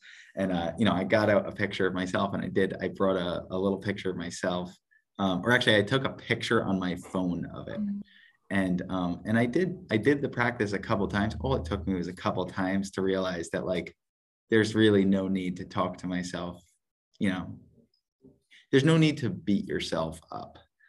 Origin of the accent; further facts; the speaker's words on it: Parksville, United States; So we were living in Fishka, which is like an hour and 15, hour and 20 minutes from where we grew up in Parksville.